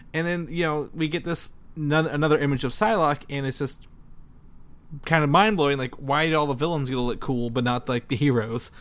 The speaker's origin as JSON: {"language": "English", "region": "Indiana", "country": "United States", "said": "I'm from Indiana"}